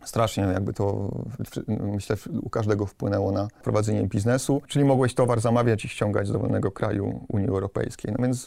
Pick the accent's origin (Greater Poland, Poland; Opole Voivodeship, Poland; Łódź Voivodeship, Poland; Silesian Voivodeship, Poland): Silesian Voivodeship, Poland; Silesian family; pochodzę z takiej, no, powiedzmy, śląskiej, typowej rodziny. Robotnicza rodzina.